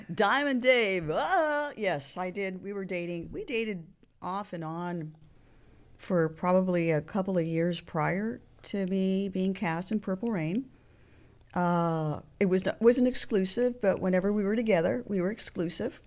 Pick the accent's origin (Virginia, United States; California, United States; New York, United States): California, United States; Los Angeles; also born or lived in Santa Monica, California / Venice, California / San Pedro, California; born and raised in Hollywood